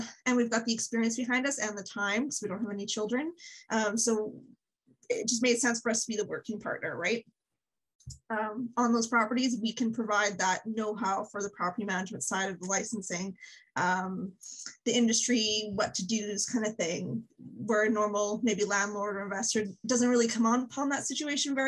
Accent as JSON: {"language": "English", "town": "Medicine Hat", "region": "Alberta", "country": "Canada", "tie": "born or raised there", "lives_now": "Calgary, Canada", "said": "I was born and raised in Calgary in small town Alberta, Medicine Hat"}